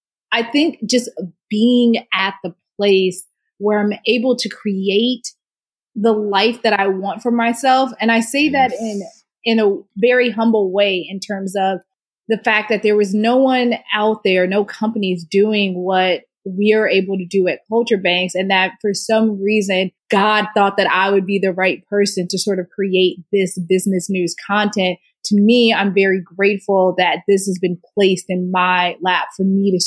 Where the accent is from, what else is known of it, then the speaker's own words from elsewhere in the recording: Houston, Texas, United States; Oh, great food. Extreme heat. And just a lot of love, a lot of love. My family, so my immediate family, we were in Houston.